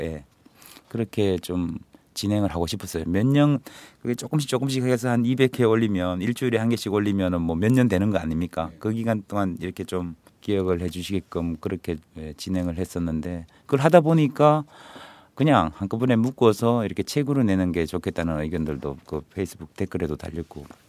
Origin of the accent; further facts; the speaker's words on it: Mungyeong, North Gyeongsang, South Korea; moved away; 제가 아무래도 경북 문경 출신이다